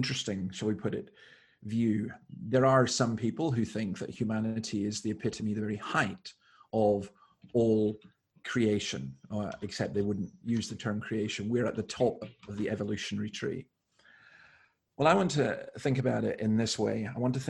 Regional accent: Scottish Highlands, Scotland, United Kingdom; now in Sydney, Australia; I grew up in the Scottish Highlands

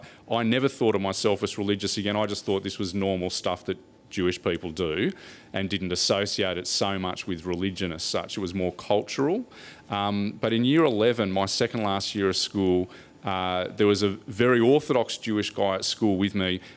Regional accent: Australia; I grew up in Australia

